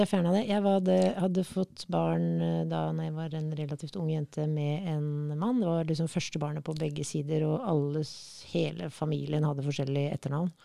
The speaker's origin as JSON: {"language": "Norwegian", "country": "Kenya", "tie": "born or raised there", "moved": "yes", "lives_now": "Norway", "said": "Jeg er født i Kenya"}